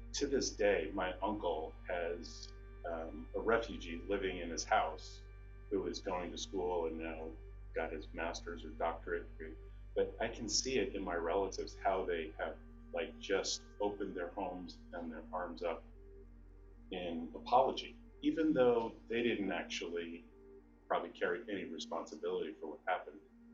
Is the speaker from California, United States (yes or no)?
no; New York City, New York, United States; I'm from Manhattan. I'm actually the first generation born here in the United States.